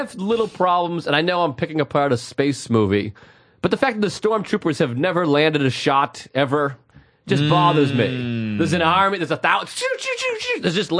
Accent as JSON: {"language": "English", "region": "New England", "country": "United States", "tie": "born or raised there", "said": "Now, I grew up in New England."}